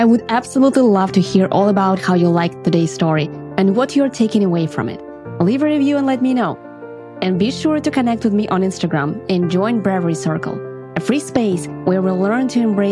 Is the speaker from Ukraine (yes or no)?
yes; Ukraine; moved away as an adult; now in California, United States; my accent. We are from Ukraine.